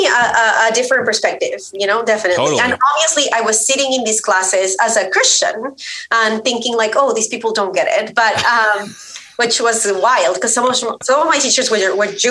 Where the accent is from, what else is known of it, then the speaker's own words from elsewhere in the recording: Colombia; moved away as an adult; I grew up in Colombia. I am Colombian. So I grew up there, was raised there. I moved after I finished college